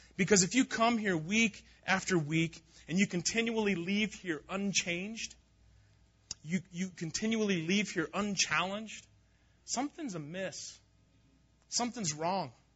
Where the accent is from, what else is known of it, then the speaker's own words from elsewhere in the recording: Durango, Colorado, United States; I grew up here in Durango.